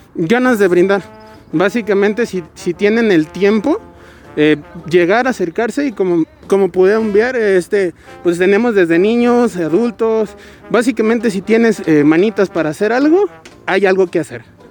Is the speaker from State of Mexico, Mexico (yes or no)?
no; Guadalajara, Jalisco, Mexico; also born or lived in Zapopan; soy de originada de aquí de Guadalajara. Eh, básicamente yo vivo en Zapopan. Y pues, eh, pues casi toda mi vida la he vivido aquí en Guadalajara